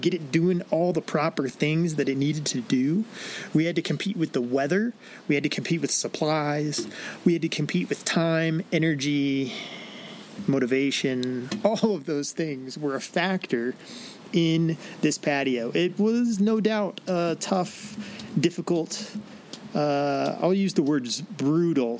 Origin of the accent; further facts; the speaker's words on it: Illinois, United States; I grew up in Illinois